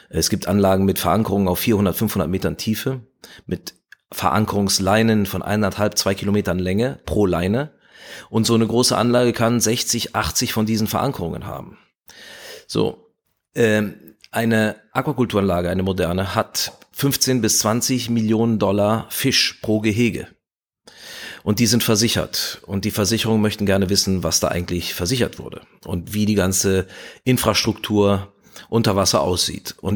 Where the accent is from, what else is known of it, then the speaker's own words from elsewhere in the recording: Spain; also born or lived in France / Italy; ich bin äh, in, in Spanien und äh, Frankreich aufgewachsen und in Italien, also ich war auch der Sprache schon mächtig.